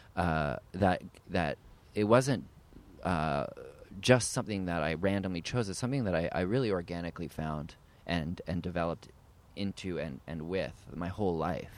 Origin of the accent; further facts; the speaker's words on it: Ottawa, Ontario, Canada; now in United States; I grew up in Ottawa, Ontario, Canada